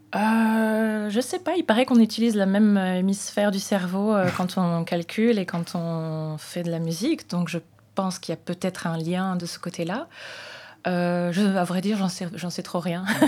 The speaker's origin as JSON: {"language": "French", "town": "Saintes", "region": "Nouvelle-Aquitaine", "country": "France", "tie": "born or raised there", "said": "à Sainte, dans ma ville natale."}